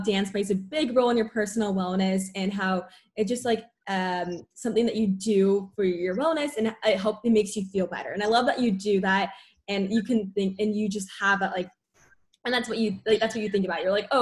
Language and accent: English; San Diego, California, United States; I grew up in San Diego, obviously. I still live here.